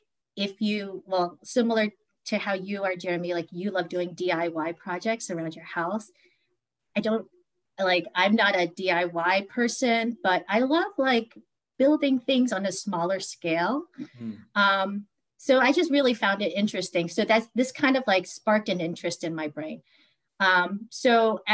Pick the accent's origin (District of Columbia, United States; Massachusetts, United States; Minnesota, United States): District of Columbia, United States; Washington; I grew up in the Washington, D.C. metro area. I've lived here for most of my life.